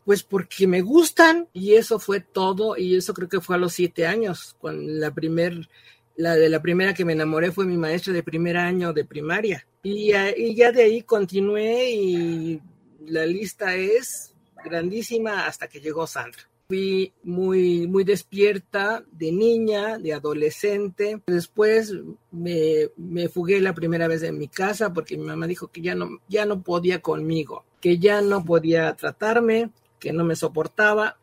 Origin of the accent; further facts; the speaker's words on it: Mexico; Nací en 1939 en México.